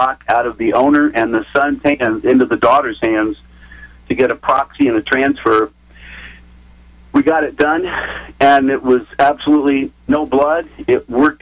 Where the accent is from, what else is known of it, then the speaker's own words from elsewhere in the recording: Indiana, United States; moved away as an adult; also born or lived in California / New York; now in North Carolina, United States; Rick and I grew up together in Indiana